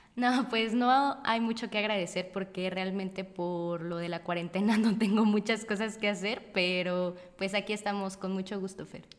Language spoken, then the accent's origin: Spanish; Morelia, Michoacán, Mexico; moved away as an adult; now in Guadalajara, Mexico; recientemente yo me había mudado a Guadalajara, yo soy de Morelia